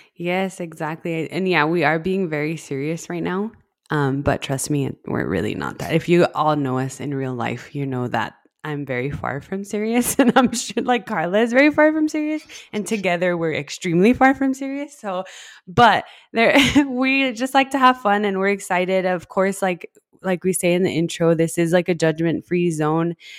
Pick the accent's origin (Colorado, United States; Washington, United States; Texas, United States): Texas, United States; El Paso; I grew up in El Paso, that's where we're based, El Paso, Texas, and I've been here my whole life